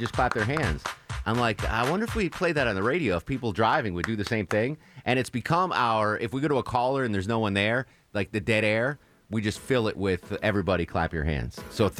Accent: Connecticut, United States; now in Atlanta, United States; I am from New England originally.

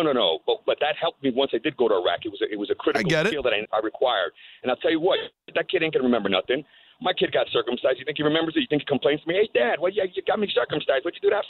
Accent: New York, United States; And I'm also a New Yorker and a huge Met fan

